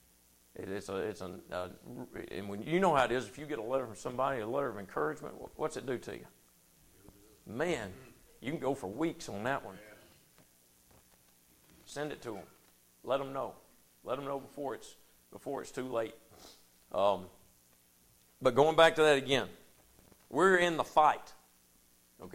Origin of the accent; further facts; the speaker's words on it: United States; I grew up in Powell, in Bethel, in Anderson, in Rogersville